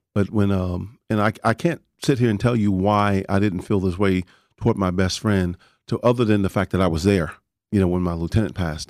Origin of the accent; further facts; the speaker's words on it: Dallas, Texas, United States; also born or lived in Panhandle, outside Amarillo, Texas; I grew up in Oak Cliff